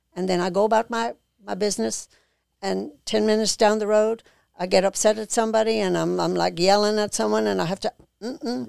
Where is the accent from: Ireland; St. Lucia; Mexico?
Ireland; now in Mississippi, United States; I'm from Ireland